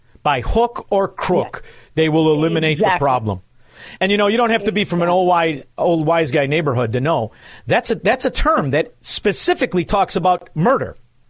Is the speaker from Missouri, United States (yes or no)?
no; Chicago, Illinois, United States; We're used to that. We're from Chicago.